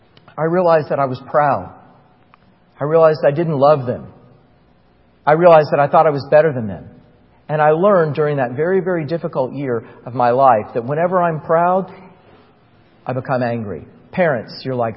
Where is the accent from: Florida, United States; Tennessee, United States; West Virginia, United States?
Florida, United States; Titusville; moved away as an adult; I was back in my hometown in Titusville, Florida